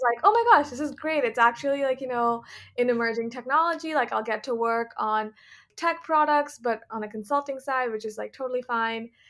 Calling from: Sacramento, California, United States; also born or lived in New York; I am calling from sunny California, um, specifically Sacramento, where I'm staying with my family.

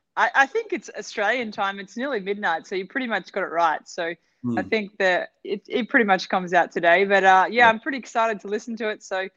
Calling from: Baku, Azerbaijan; I'm coming from Baku, actually. It's currently snowing outside, so it's nice to be cozy and inside, so it's good.

